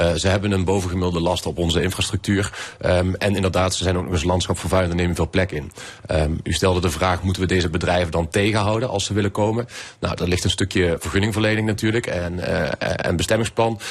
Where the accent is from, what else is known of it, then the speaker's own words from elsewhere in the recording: Venlo, Limburg, Netherlands; in Venlo, de gemeente waar ik vandaan kom